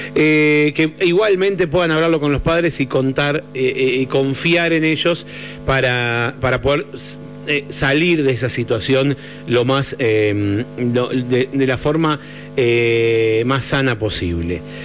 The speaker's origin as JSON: {"language": "Spanish", "region": "Buenos Aires", "country": "Argentina", "tie": "born or raised there", "said": "Parte de mi infancia pasó en el Parque Centenario, así que o de mi adolescencia"}